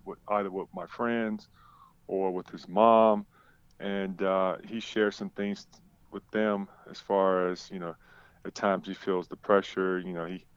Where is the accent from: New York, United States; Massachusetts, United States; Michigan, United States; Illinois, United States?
Illinois, United States; Chicago; I grew up on the south side of Chicago